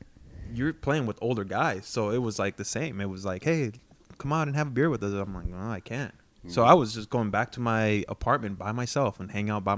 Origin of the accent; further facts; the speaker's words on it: Los Angeles, California, United States; I came from East LA.